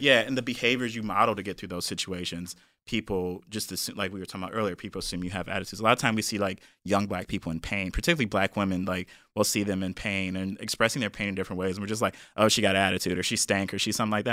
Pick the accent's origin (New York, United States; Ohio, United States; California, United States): Ohio, United States; Cleveland; moved away; I'm from Cleveland, Ohio, real Cleveland, not like the suburbs like some of y'all people be saying